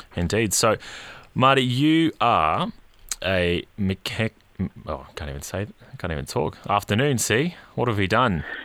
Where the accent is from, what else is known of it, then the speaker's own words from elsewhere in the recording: Queensland, Australia; now in Melbourne, Australia; being a Queenslander again